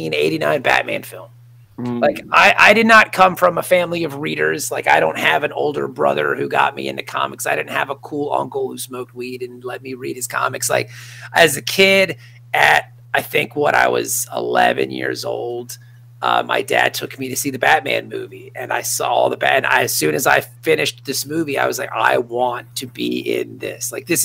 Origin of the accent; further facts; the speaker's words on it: Virginia Beach, Virginia, United States; also born or lived in Norfolk, Virginia / Meridian, Mississippi / Richmond, Virginia; I grew up in Virginia Beach, Virginia. I was born in Norfolk. My dad was in the military. So when I was like 2, we moved to Meridian, Mississippi, but I don't remember any of that. Then we moved back to Virginia Beach and I lived there